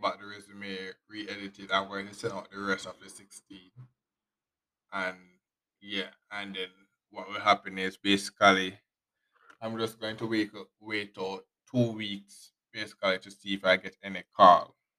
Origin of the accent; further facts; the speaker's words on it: Jamaica; us Jamaican